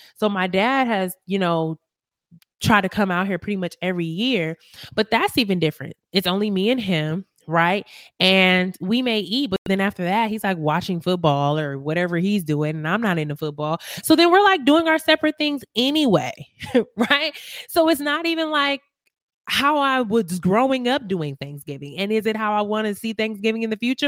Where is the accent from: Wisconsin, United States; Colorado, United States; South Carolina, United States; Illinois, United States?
Wisconsin, United States; Milwaukee; moved away as an adult; now in Las Vegas, United States; I'm originally from Milwaukee, Wisconsin